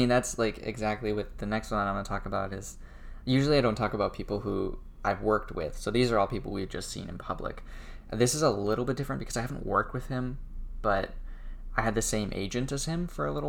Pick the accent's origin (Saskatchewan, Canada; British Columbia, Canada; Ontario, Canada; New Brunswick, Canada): British Columbia, Canada; Comox; moved away; also born or lived in Vancouver, Canada / Los Angeles, United States; I went back to my hometown. I went to Comox, where I was born.